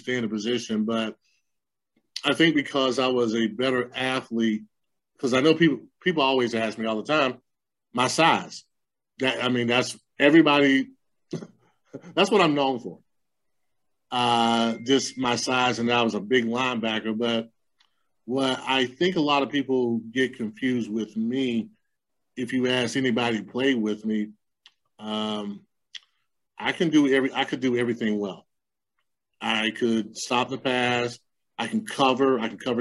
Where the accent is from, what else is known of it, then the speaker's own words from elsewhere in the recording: Lamar, United States; Lamar? My hometown, because it's such a small hometown